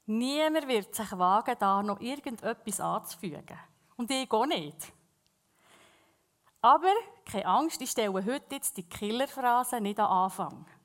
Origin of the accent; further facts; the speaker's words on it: Bern, Switzerland; accent: Bernese German; first language Bernese German; Ich lese sehr gerne in der Berndeutschen Bibel, weil es ist einfach unsere Muttersprache.